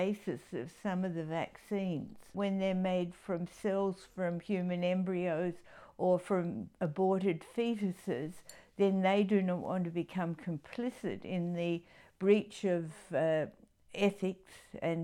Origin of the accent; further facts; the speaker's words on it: Adelaide, South Australia, Australia; I grew up in Adelaide